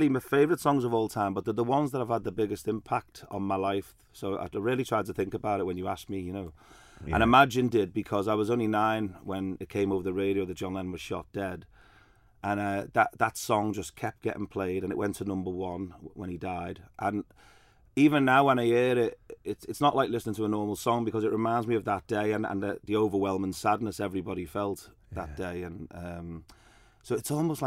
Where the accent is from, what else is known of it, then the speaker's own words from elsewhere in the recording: Liverpool, North West England, United Kingdom; now in Isle of Man; I was born in Liverpool, so I grew up with guitars in the house